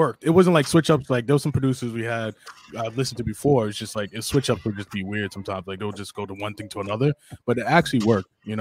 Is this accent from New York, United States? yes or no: yes; Hempstead, New York, United States; I'm from Long Island, New York, Hempstead to be exact